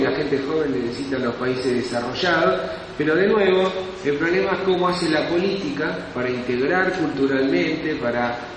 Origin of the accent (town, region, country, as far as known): Argentina